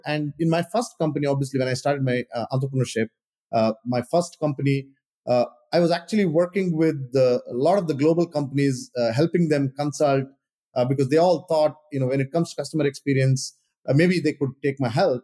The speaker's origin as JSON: {"language": "English", "country": "India", "tie": "born or raised there", "moved": "yes", "said": "I grew up in India"}